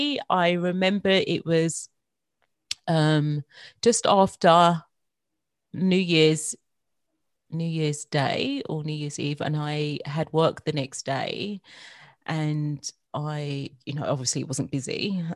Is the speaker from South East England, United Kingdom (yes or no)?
no; London, United Kingdom; now in Australia; I want to keep and maintain my accent. So, yeah, I'm born and bred in London. Mm-hmm. And I moved to Australia 10 years ago.